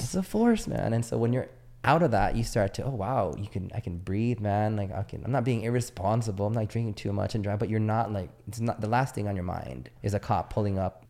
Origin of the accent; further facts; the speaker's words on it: San Diego, California, United States; moved away as an adult; also born or lived in Naples, Italy; I was from San Diego